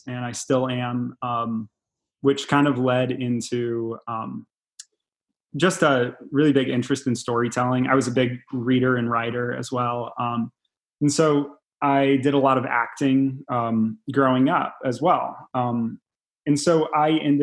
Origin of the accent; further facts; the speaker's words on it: Galesburg, Illinois, United States; I'm from Galesburg, Illinois, only a few hours away from Chicago.